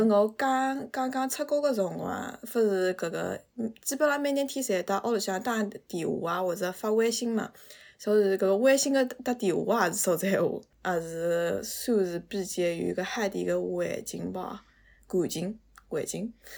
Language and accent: Chinese; Suzhou, Jiangsu, China; moved away as an adult; now in Seattle, United States; 我是苏州人，嗯，我现在在国外，在西雅图，美国西雅图。我对苏州话已经很多很多很多年不讲了